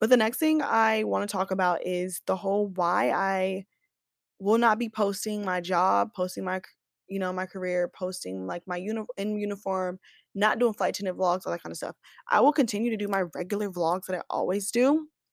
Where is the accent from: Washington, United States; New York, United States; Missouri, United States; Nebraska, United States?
Missouri, United States; Kansas City; now in Dallas, United States; I'm from Kansas City, S, Missouri